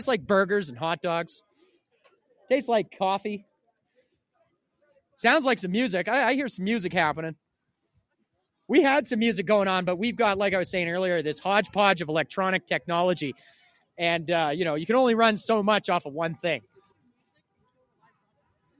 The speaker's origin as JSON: {"language": "English", "area": "Cariboo", "region": "British Columbia", "country": "Canada", "said": "we are from the Caribou here"}